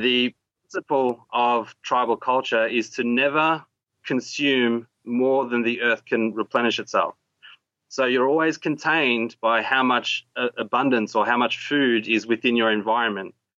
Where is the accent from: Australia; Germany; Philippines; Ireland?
Australia; also born or lived in Sarawak, Borneo, Malaysia; I came to Australia when I was six